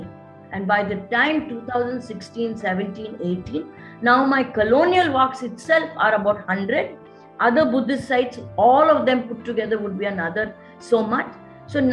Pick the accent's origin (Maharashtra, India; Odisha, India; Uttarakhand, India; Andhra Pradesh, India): Andhra Pradesh, India; Visakhapatnam; moved away as an adult; also born or lived in Bahrain; Vizag is my hometown, and my granny, my mom, and all of them are here.